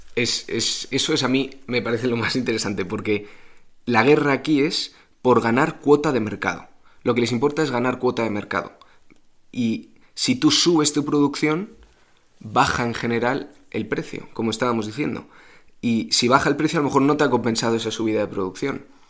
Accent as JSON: {"language": "Spanish", "country": "Spain"}